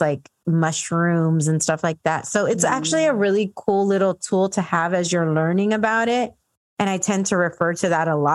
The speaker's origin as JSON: {"language": "English", "town": "San Diego", "region": "California", "country": "United States", "also_born_or_lived": "Dallas", "said": "I'm from San Diego"}